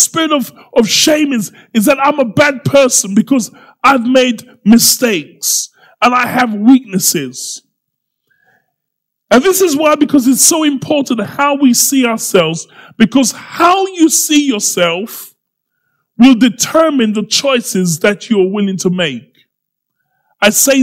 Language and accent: English; Croydon, London, United Kingdom; I'm from Croydon.